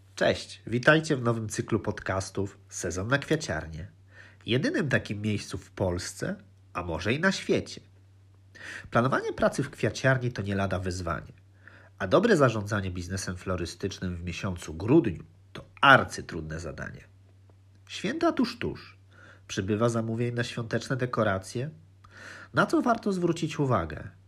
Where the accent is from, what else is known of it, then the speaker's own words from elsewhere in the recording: Lublin, Lublin Voivodeship, Poland; now in Netherlands; urodziłem się w Lublinie